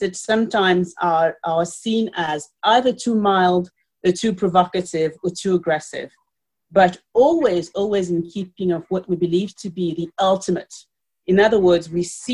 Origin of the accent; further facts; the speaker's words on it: Paris, Île-de-France, France; moved away as an adult; also born or lived in Cameroon; now in United Kingdom; I was born in Cameroon, and I grew up in Paris, and I live in the UK